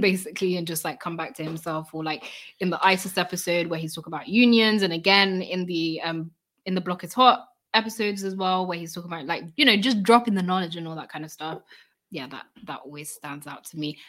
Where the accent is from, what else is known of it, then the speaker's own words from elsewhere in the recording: United Kingdom; we're British